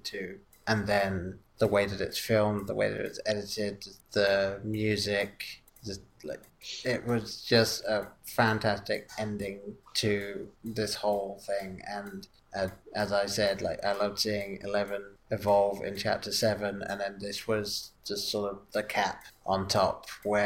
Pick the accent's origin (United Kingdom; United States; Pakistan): United Kingdom; England; growing up in England